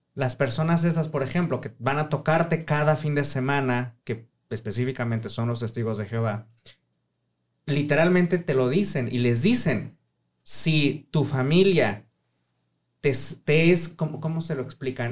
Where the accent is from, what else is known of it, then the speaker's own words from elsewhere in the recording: Mexico City, Mexico; soy de Ciudad de México